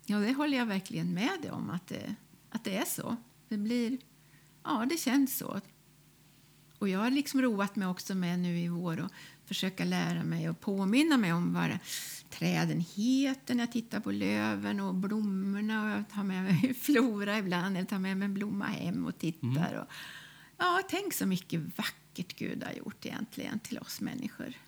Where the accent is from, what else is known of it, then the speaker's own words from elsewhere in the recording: Karlskoga, Värmland, Sweden; moved away; jag är född i Karlskoga i Värmland